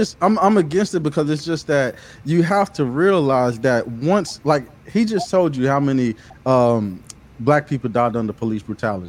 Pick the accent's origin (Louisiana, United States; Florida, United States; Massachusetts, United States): Florida, United States; Pensacola; I'm from Pensacola. It's a very small city.